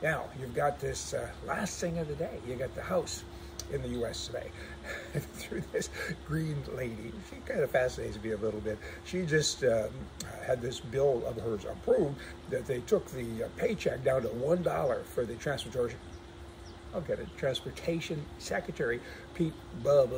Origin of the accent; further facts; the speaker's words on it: Canada; our country, to Canada